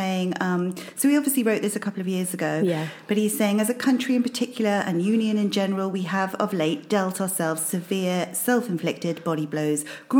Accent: Birmingham, West Midlands, United Kingdom; I'm originally from Birmingham

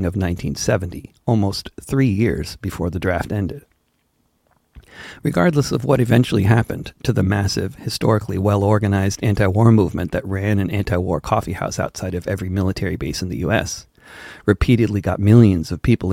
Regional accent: Wilton, United States; Growing up in Wilton

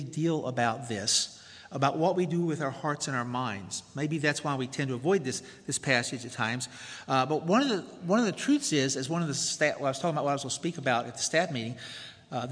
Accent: Tennessee, United States; moved away as an adult; I'm from the South, if you haven't already discerned that. From Tennessee to go to seminary

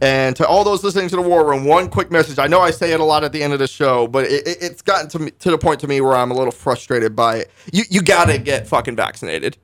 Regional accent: Northern Virginia, United States; moved away as an adult; now in Parsons, Kansas, United States; I was just a high school kid in, in Northern Virginia, the D C metro area

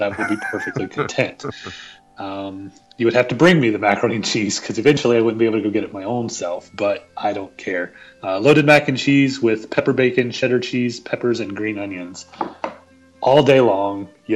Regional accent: the South, United States; I'm from the South

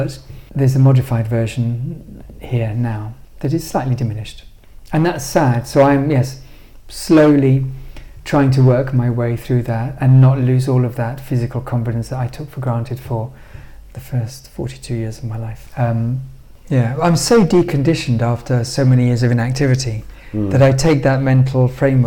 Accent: London, United Kingdom; because I grew up in London and I love London

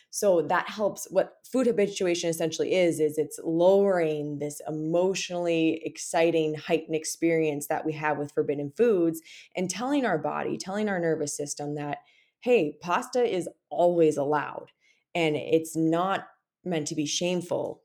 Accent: Minnesota, United States; when you're a Minnesotan

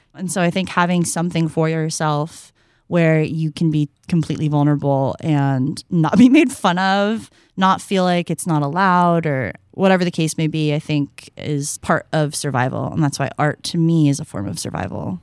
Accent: San Francisco, California, United States; growing up in the Bay Area, there's absolutely no getting away from hip hop and R and B

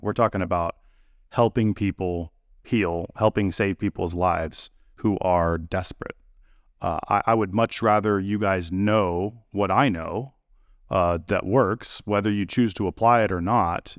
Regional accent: California, United States; now in Tennessee, United States; I grew up in California

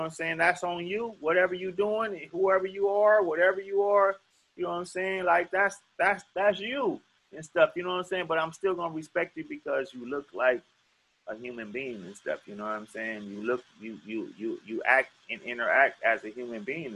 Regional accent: Los Angeles, California, United States; moved away; I went to Manual Arts right there on King in Vermont

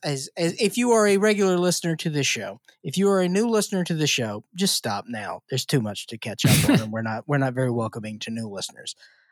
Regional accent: Bakersfield, California, United States; I'm from Bakersfield. That's tight.

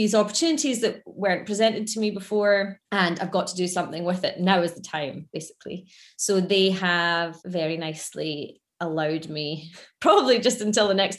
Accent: Scotland, United Kingdom; moved away as an adult; also born or lived in London; being from Scotland

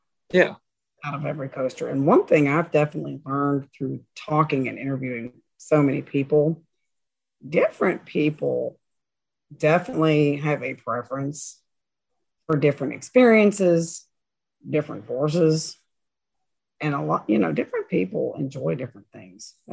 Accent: Maysville, Kentucky, United States; grew up in Maysville, Kentucky

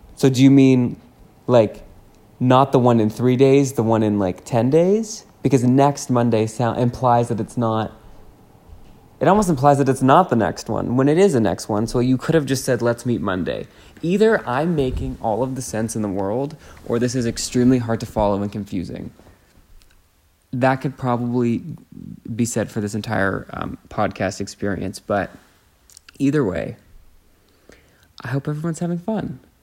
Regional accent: Canada; I'm Canadian.

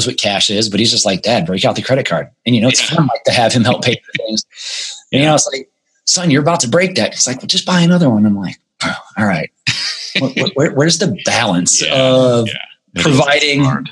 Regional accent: United States; financial struggles growing up in the United States

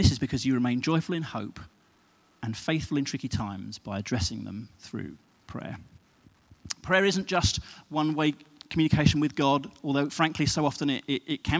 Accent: United Kingdom; we're British

